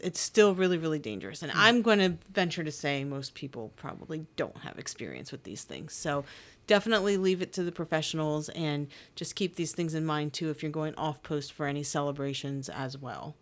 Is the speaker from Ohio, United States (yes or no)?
no; Pennsylvania, United States; now in Maryland, United States; I'm from Pennsylvania